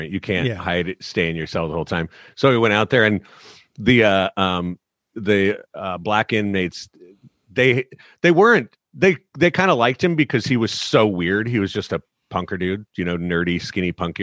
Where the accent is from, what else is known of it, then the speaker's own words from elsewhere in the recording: San Diego, California, United States; we are very Irish descent, and the pressure for girls in San Diego to be tan was so high